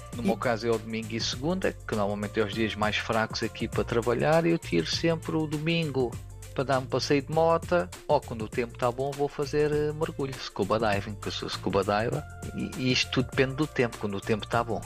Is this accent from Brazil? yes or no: no; Portugal; moved away as an adult; now in Taiwan; Portugal é, pronto, é a minha terra natal